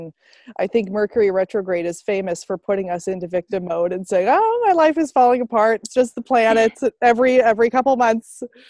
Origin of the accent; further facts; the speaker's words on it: Maine, United States; now in California, United States; if I was born on the East Coast in Maine and I'm now in California